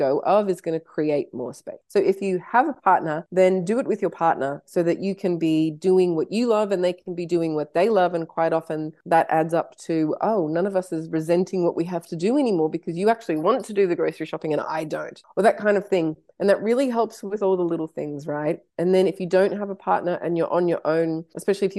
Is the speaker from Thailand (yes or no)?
no; Canada; I was born in Canada